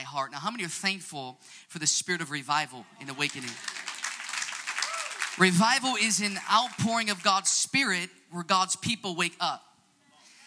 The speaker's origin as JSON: {"language": "English", "town": "Chicago", "region": "Illinois", "country": "United States", "said": "I'm from Chicago, Illinois"}